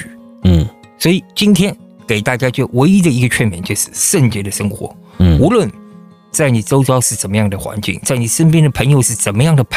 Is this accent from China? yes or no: yes; China; 你知道吗？我是从中国来的，对不对？